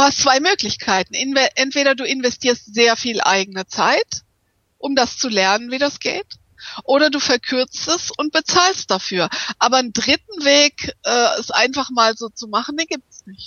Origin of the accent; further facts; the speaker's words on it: Hamburg, Germany; first language German; moved away; also born or lived in Düsseldorf; Ich bin in Hamburg geboren, aber ich habe in der Tat in Düsseldorf studiert und auch promoviert